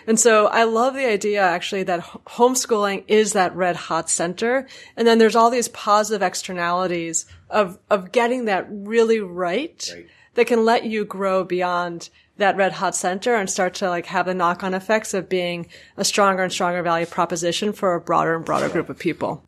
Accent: New York, United States; me as a New Yorker

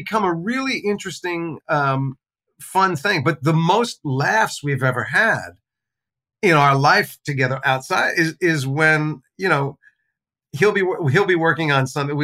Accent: New Jersey, United States; I grew up in New Jersey.

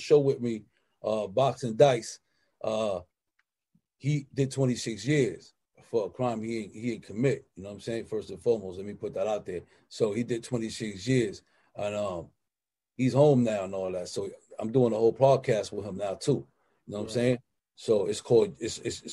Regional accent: New York City, New York, United States; I come from the slums. I'm from the Bronx, Cypress, 141st Street. You know what I'm saying? South Bronx

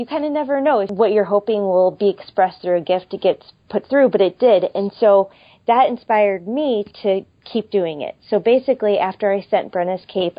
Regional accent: St. Louis, Missouri, United States; moved away as an adult; also born or lived in Seattle, Washington; I am from St. Louis originally and am living in St. Louis now, but we spent the last 5 years in Seattle, Washington

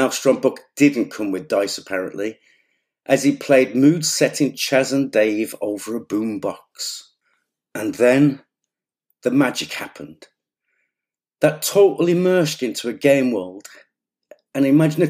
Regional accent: Black Country, West Midlands, United Kingdom; I come from the Black Country in the post-industrial Midlands

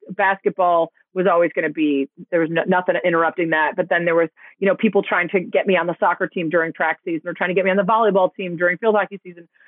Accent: Chicago, Illinois, United States; born or raised there

